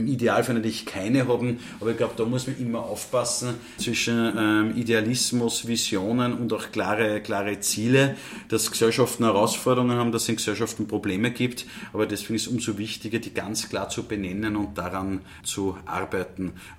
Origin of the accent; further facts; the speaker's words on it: Upper Austria, Austria; bei uns in Oberösterreich